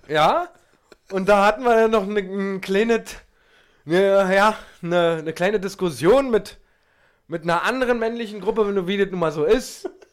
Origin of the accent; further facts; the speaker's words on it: Berlin, Germany; den man als Berliner